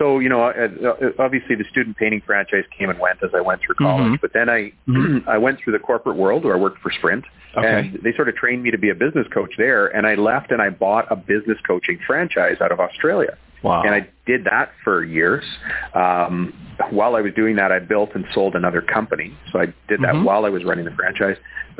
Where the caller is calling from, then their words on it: Vancouver, British Columbia, Canada; I'm calling from, it's a local call to heaven. It's Vancouver, Canada.